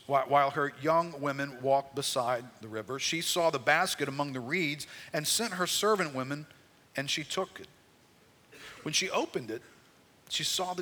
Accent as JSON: {"language": "English", "country": "United States", "said": "We're Americans"}